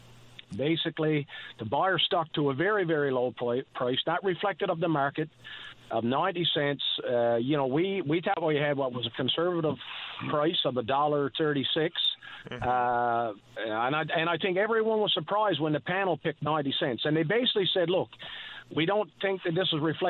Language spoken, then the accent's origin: English; L'Anse-au-Clair, Newfoundland and Labrador, Canada; I am a Labradorian from Lance Clair.